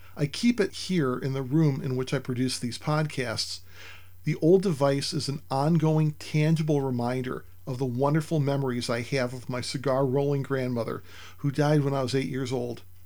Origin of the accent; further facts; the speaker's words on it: United States; my home country of the United States